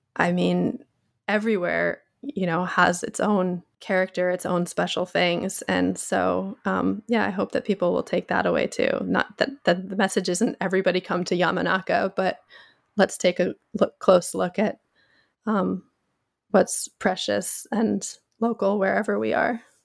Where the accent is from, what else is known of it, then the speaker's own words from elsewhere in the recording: Pacific Northwest, United States; moved away as an adult; now in Japan; I grew up in the Pacific Northwest of the U, United States